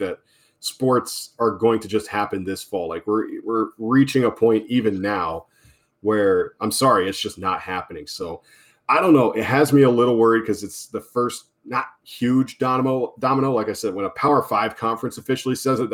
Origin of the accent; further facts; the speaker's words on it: Southern Rhode Island, United States; where we grew up in Southern Rhode Island